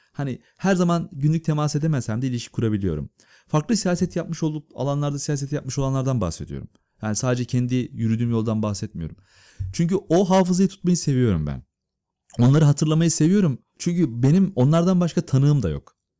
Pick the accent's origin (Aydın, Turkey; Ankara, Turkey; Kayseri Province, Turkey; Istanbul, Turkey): Istanbul, Turkey; Ben Gültepe diye bir mahallede büyüdüm İstanbul'da